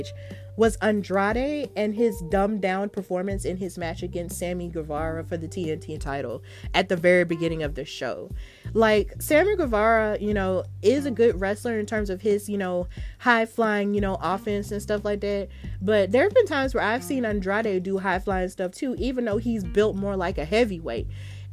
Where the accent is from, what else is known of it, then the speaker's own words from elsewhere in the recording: Alabama, United States; I'm from Alabama